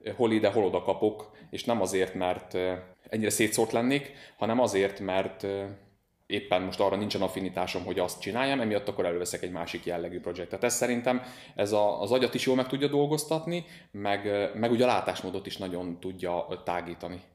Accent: Szeged, Csongrád-Csanád, Hungary; also born or lived in Nagykőrös; Szegeden élek, nagykörösen születtem, de igazából tőzsgyökeres Szegedének mondom magam

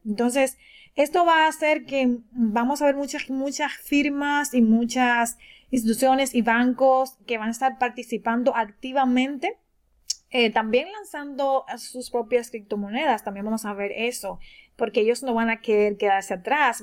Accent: Dominican Republic; de República Dominicana

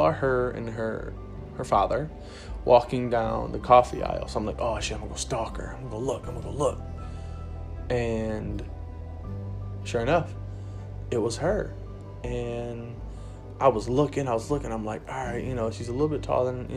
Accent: Rockford, United States; I was from Rockford.

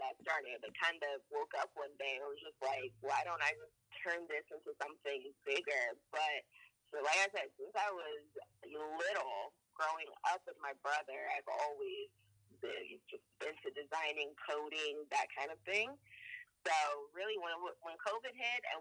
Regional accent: Delaware, United States; Then I grew up in Delaware.

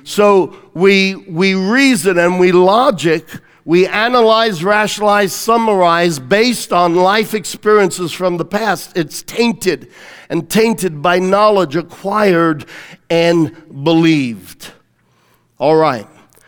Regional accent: Australia; Now, I'm telling you, I grew up in Australia, right? We had a ton of spiders.

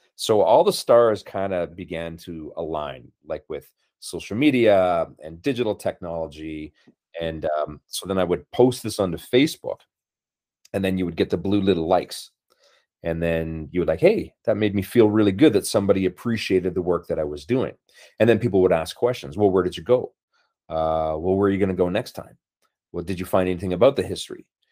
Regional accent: Brandon, Manitoba, Canada; moved away; growing up in Brandon, Manitoba, 'cause that's initially where, where I'm from, like a prairie boy

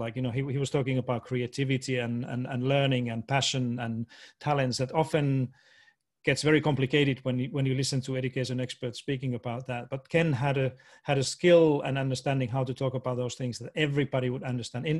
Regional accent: Finland; moved away as an adult; also born or lived in Washington, D.C. / Boston; I was born and raised in Finland, went through all the schooling and did all my university studied.

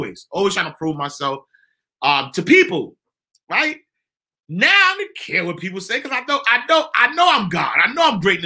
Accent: New York City, New York, United States; I'm from 129th Street and 8th Avenue. I'm from the St. Nicholas Project.

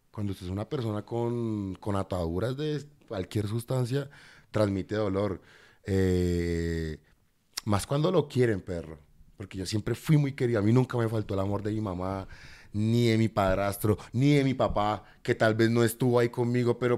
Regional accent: Cartagena, Bolívar, Colombia; born there; also born or lived in Buenos Aires / Bogotá; Yo, yo nací en Cartagena. A los tres años de Cartagena me fui para Buenos Aires, porque mi mamá se especializó en pediatría en Buenos Aires.

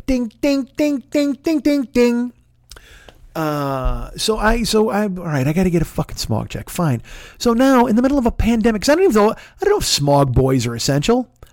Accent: Midwest, United States; I grew up in the Midwest and I grew up in a union house

